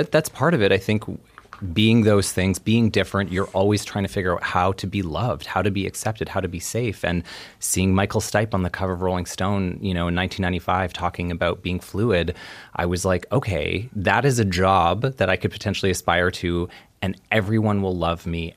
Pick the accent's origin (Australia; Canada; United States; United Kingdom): Canada; Edmonton, Alberta; I was born in Edmonton